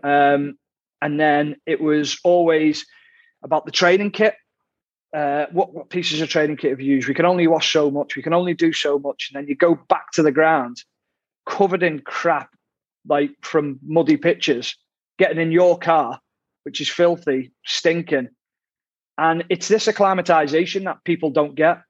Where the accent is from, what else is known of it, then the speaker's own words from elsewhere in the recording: Ormskirk, North West England, United Kingdom; I'm from Ormskirk, which is actually Lancashire.